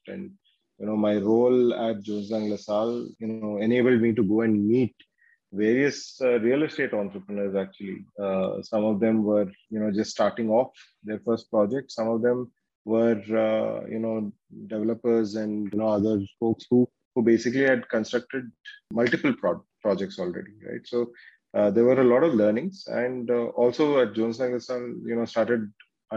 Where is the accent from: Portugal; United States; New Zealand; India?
India; Bangalore, Karnataka; also born or lived in Surathkal / Ahmedabad; I'm from Bangalore. I'm a Kannadiga. Was born in Bangalore and did my schooling here